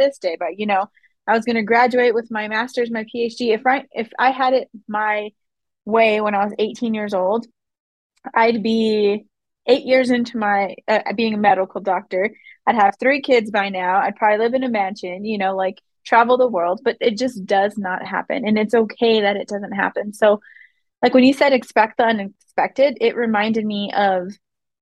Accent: Las Vegas, New Mexico, United States; moved away as an adult; now in Albuquerque, United States; I moved to Albuquerque 15 years ago. I came here for college. I'm from Las Vegas, New Mexico

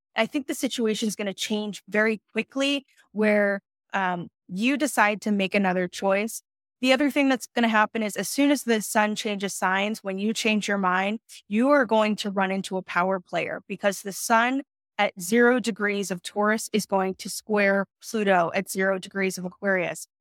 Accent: New York City, New York, United States; Brooklyn, New York represent in the house, I'm from New York City

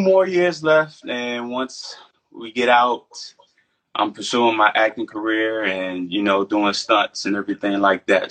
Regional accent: Largo, Maryland, United States; moved away as an adult; now in North Carolina, United States; I'm from Largo, Maryland

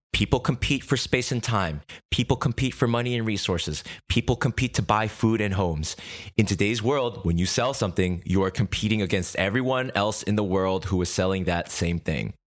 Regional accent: United States; also born or lived in Korea; When I was a baby, our family escaped Korea to America

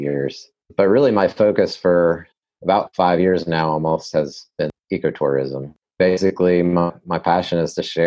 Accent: California, United States; also born or lived in New England / North Carolina; now in South Toe Valley, North Carolina, United States; I was born in California. And then lived in New England for a few years, but I've been in North Carolina for almost 25 years

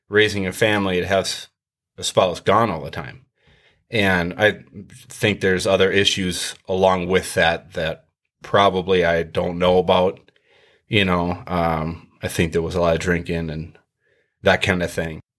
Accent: Richmond, United States; Well, uh, I grew up here in Richmond, um, born and born and raised.

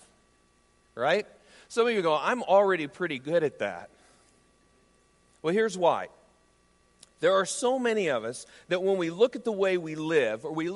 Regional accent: right outside of Des Moines, Iowa, United States; As a kid growing up in Iowa, I grew up right outside of Des Moines

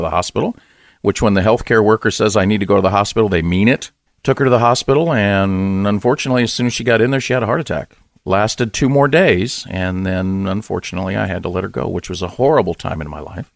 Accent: Los Angeles, California, United States; I grew up in Southern California, in, uh, Los Angeles, in the San Fernando Valley

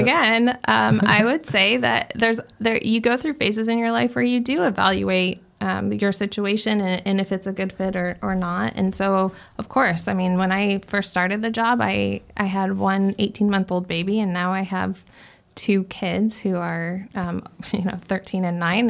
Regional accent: Chandler, Arizona, United States; also born or lived in Gilbert, Arizona; I grew up in Chandler

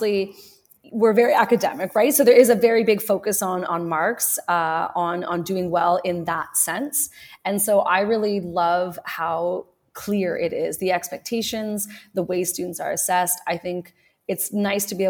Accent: Ottawa, Ontario, Canada; I grew up in Ottawa, so I was always in French immersion

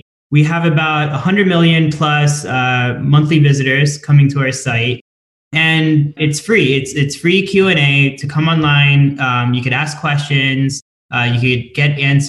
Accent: Delaware, United States; we're both from Delaware

